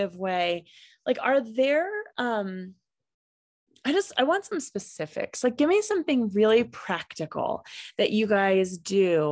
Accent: Kansas, United States; now in Colorado, United States; I am actually from Kansas, so also an interesting place

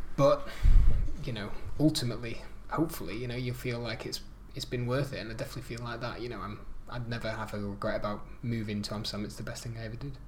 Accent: United Kingdom; now in Netherlands; being British

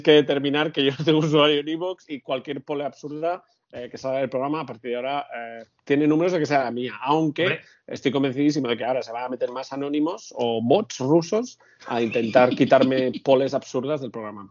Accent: Catalonia, Spain; yo soy catalán, soy muy catalán

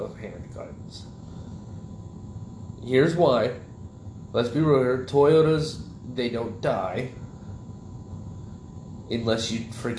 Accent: Callahan, Florida, United States; I grew up in Callahan, right? And Callahan's full of, you know, fucking rednecks.

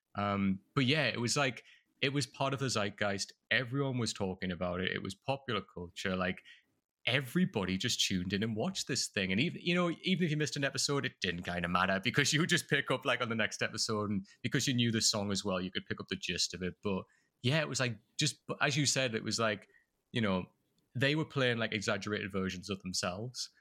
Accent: North East England, United Kingdom; accent: Durham type accent; moved away as an adult; now in United States; I'm from the northeast of England

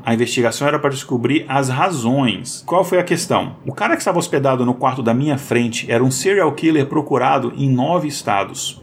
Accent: Brazil; sou brasileiro

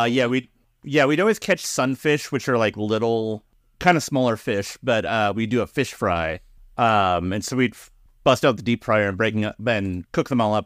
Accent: Pacific Northwest, United States; born or raised there

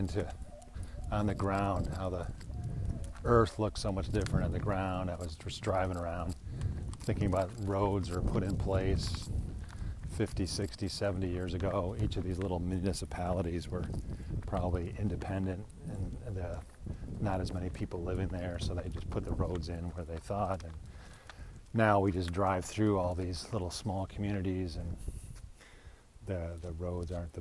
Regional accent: Chicago, Illinois, United States; moved away as an adult; It's my hometown or where I grew up in the area

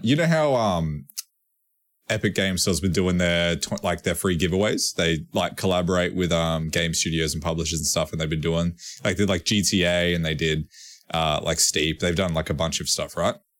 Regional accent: Australia; we're Australian

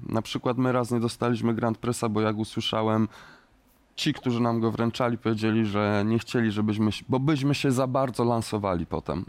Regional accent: Kielce, Świętokrzyskie Voivodeship, Poland; w Kielcach, w moim rodzinnym mieście

